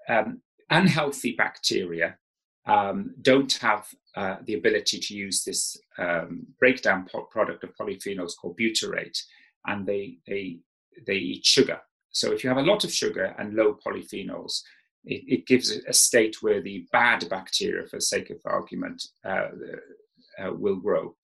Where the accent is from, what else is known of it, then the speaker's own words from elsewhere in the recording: South Wales, United Kingdom; moved away as an adult; when I grew up in South Wales